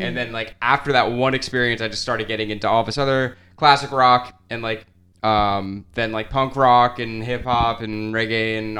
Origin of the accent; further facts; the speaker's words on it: Clearwater, Florida, United States; Clearwater, Florida. Born and raised.